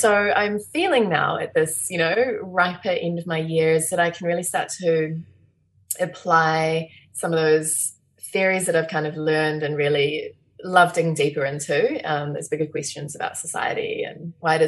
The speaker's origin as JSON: {"language": "English", "region": "Nelson", "country": "New Zealand", "tie": "born or raised there", "also_born_or_lived": "Lyall Bay, Wellington", "moved": "yes", "lives_now": "Wellington, New Zealand", "said": "I grew up in Nelson and I had a lot of access to the outdoors"}